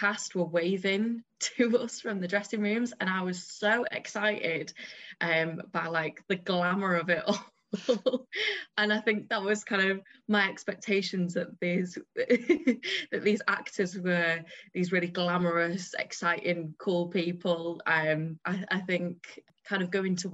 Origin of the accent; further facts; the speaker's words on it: Manchester, North West England, United Kingdom; accent: northern; I'm from Manchester